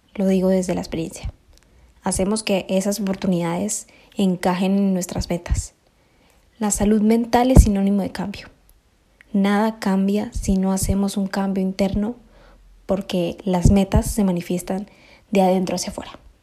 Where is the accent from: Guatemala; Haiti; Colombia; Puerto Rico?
Colombia; moved away as an adult; now in Spain; Yo tengo la gran fortuna de haber nacido aquí en España. Me crié en Colombia